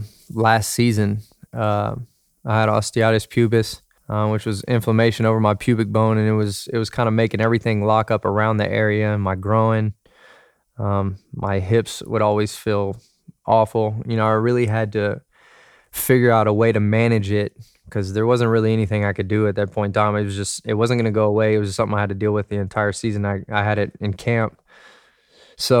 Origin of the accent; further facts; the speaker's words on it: Dallas, Texas, United States; I was from Dallas.